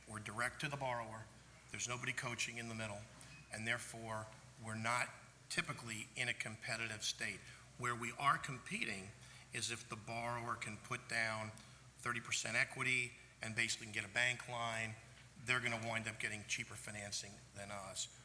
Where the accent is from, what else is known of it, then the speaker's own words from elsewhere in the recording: New York City, New York, United States; I am from Brooklyn